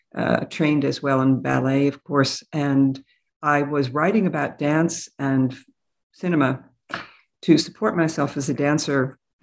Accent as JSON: {"language": "English", "town": "New York City", "region": "New York", "country": "United States", "tie": "born or raised there", "said": "But I grew up in New York City, and I became interested in multilingual, multicultural studies"}